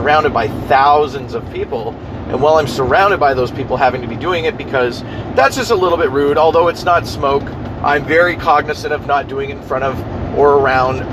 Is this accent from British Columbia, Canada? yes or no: no; Ontario, Canada; also born or lived in London, Ontario; now in River Hebert, Nova Scotia, Canada; we're from Ontario